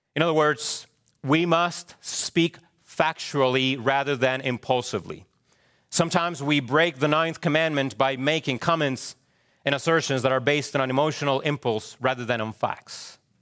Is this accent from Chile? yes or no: yes; Chile; moved away; I am a Hispanic male. True? Yes. I was born in Chile.